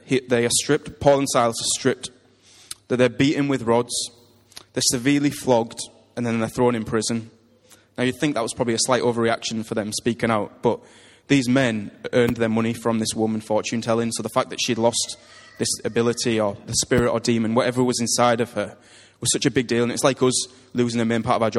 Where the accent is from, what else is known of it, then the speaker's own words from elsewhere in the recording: United Kingdom; we're British